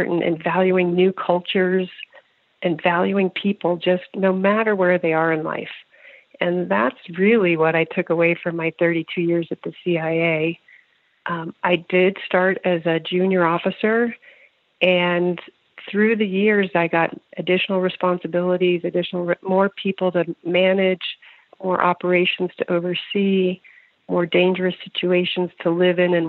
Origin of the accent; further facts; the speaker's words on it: Northern Virginia, United States; also born or lived in Pennsylvania; I grew up in Northern Virginia